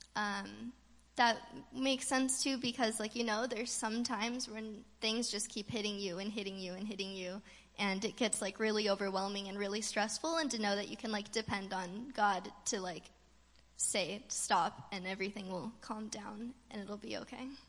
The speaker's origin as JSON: {"language": "English", "region": "California", "country": "United States", "tie": "born or raised there", "said": "growing up in California, we don't have a lot of storms"}